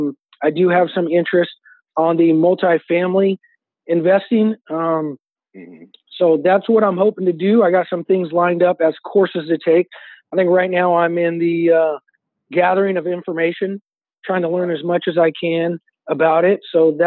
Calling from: Hayward, California, United States; I am calling from the San Francisco Bay Area, Hayward, California.

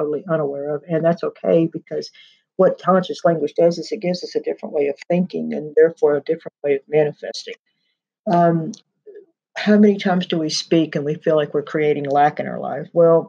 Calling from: Pike Creek, Texas, United States; I'm recording from the Deer Creek Sanctuary in Pike Creek, Texas.

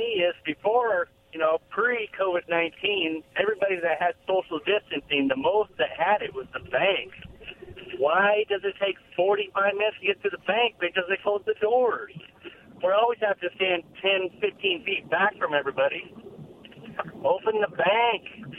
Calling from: Benton City, Washington, United States; from Benton City.

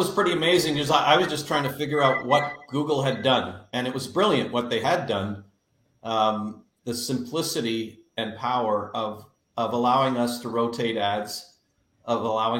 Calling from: Fredericton, New Brunswick, Canada; I am calling in from Fredericton, New Brunswick, north of the border. We're on something called Atlantic time

